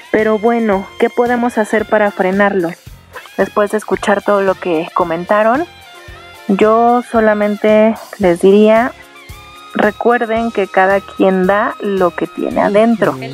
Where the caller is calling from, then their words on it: Atlanta, Georgia, United States; de Atlanta